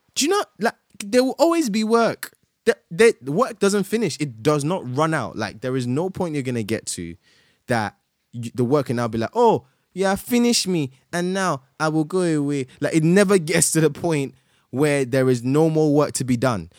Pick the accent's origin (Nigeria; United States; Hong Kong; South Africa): Nigeria; moved away; I also went home to my, to my home country, Nigeria